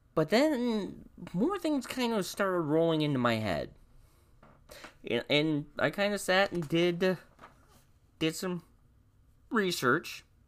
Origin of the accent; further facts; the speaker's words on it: Indiana, United States; my home state of Indiana